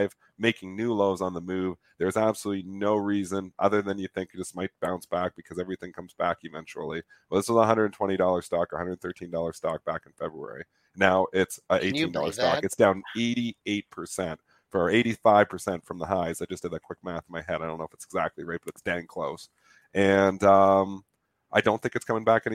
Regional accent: Canada; I'm Canadian

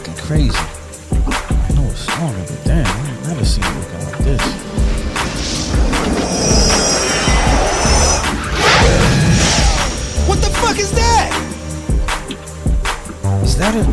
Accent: Detroit, Michigan, United States; moved away as an adult; now in Atlanta, United States; I'm originally from Detroit, Michigan. I now reside in Atlanta, Georgia

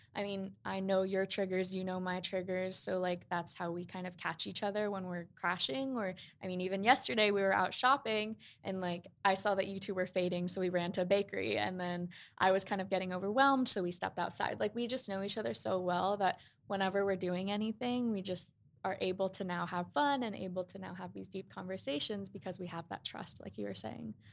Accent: New York, United States; we grew up in Queens

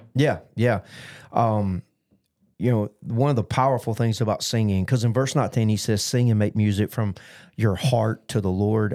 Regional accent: United States; as an American

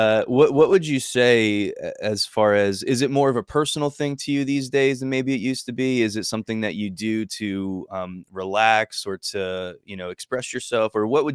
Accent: Hillsborough, New Jersey, United States; I grew up in Hillsboro.

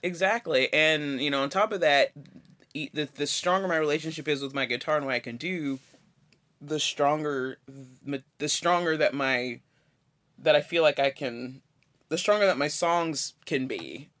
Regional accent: Chattanooga, Tennessee, United States; moved away as an adult; now in Johnson City, United States; I was raised in Chattanooga, but I've been living in Johnson City for fifteen years

